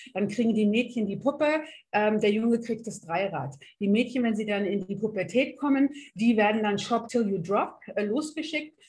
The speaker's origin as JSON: {"language": "German", "region": "North Rhine-Westphalia", "country": "Germany", "said": "zu dem, wo ich herkomme. Äh, sehr offen, sehr lustige Niederrheinerin"}